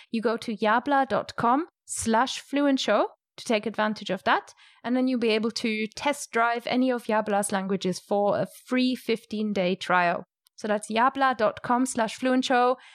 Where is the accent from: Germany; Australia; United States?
Germany; Rhineland-Palatinate; moved away; I grew up, eh, basically in a vineyard, and I'm from the Moselle Valley in Germany